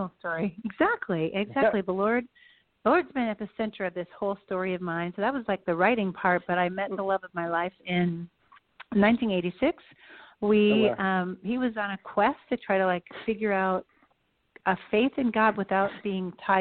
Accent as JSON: {"language": "English", "region": "California", "country": "United States", "tie": "born or raised there", "also_born_or_lived": "Virginia / Ann Arbor, Michigan / Northwest United States", "moved": "as an adult", "lives_now": "Nashville, United States", "said": "we moved to California when I was 10."}